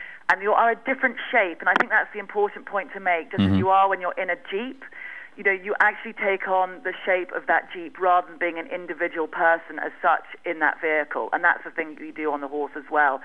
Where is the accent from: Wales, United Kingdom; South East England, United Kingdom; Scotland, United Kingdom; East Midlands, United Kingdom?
South East England, United Kingdom; Winchester; now in Botswana; Originally from the UK, Hampshire, Winchester Cathedral